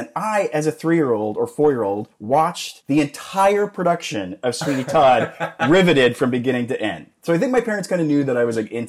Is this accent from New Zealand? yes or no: no; Calgary, Alberta, Canada; moved away as an adult; now in Los Angeles, United States; But Calgary when I was growing up was not, it was like 800,000, like 700,000. It's a totally different city now than it was when I was a kid.